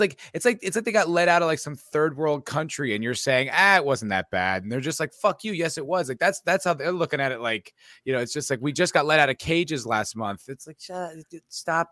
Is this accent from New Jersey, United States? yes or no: yes; New Jersey, United States; also born or lived in New York City / Los Angeles; now in Austin, United States; I'm from New Jersey, too. I, I, I'm from the East